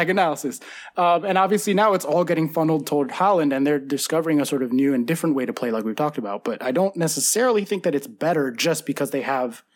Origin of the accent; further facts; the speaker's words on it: United States; I'm American